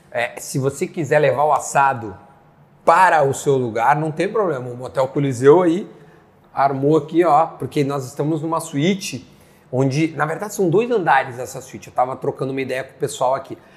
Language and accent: Portuguese; São Paulo, Brazil; eu nunca, nunca morei fora de São Paulo.